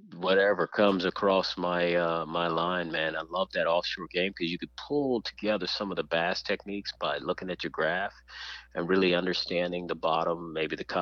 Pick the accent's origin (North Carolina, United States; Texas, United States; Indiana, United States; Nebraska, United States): Texas, United States; now in Florida, United States; I am a diehard Texan, and I still consider it home.